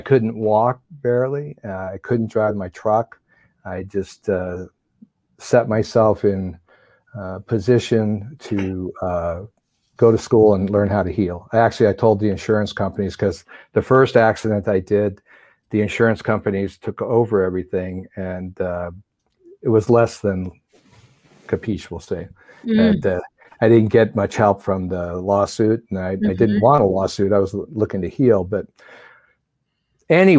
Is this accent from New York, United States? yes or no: yes; New York, United States; moved away; also born or lived in Southern California / Pasadena; I was raised on skis in New York and then moved to California